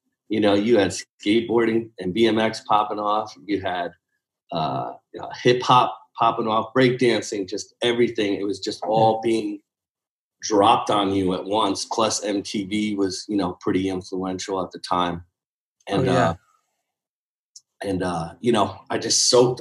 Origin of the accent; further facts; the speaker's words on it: New Haven, Connecticut, United States; I was raised in New Haven, Connecticut, which is right above New York for the geography people